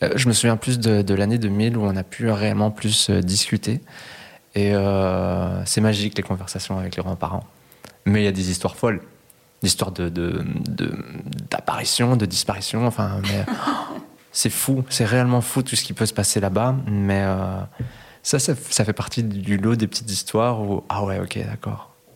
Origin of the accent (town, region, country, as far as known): Brussels, Brussels-Capital Region, Belgium; born or raised there; also born or lived in Cali, Colombia